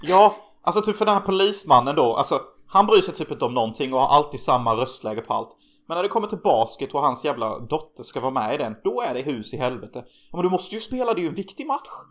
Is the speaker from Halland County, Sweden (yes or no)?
yes; Hyltebruk, Halland County, Sweden; moved away; där vi kommer ifrån